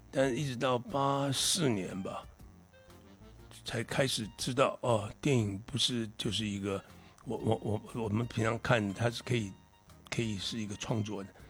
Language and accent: Chinese; Taiwan; 我小时候也在那边住过， 嗯 就那个那个城市住过。 嗯 那其实台湾很多那个年代都基本很像。